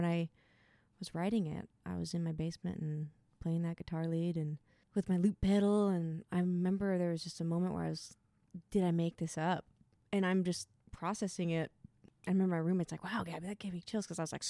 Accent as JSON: {"language": "English", "town": "Lincoln City", "region": "Oregon", "country": "United States", "tie": "born or raised there", "said": "Lincoln City, Oregon."}